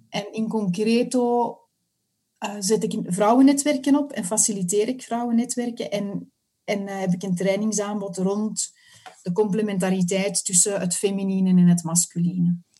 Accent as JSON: {"language": "Dutch", "town": "Antwerp", "region": "Flanders", "country": "Belgium", "moved": "yes", "lives_now": "Mechelen area, Belgium", "said": "Ik woon in het Mechelse en ik kom oorspronkelijk van Antwerpen."}